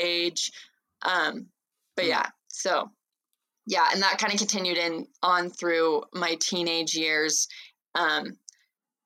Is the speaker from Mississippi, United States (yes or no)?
no; Los Angeles, California, United States; moved away as an adult; now in Provo, United States; I grew up in Los Angeles, but now I live in Provo just for school